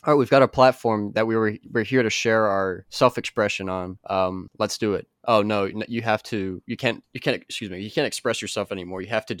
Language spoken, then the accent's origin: English; Florida, United States; even though we're from Florida, that is our name.